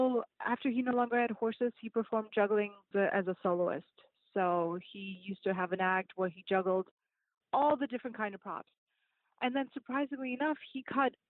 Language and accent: English; Russia; now in Florida, United States; I'm from Russia